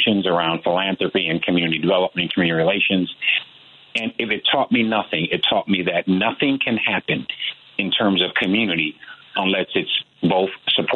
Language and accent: English; Chicago, Illinois, United States; Born and raised in Chicago in the Inglewood community, and this has been home for me.